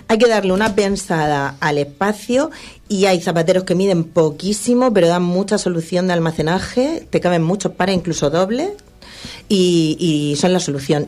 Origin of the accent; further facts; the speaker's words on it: Region of Murcia, Spain; somos de Murcia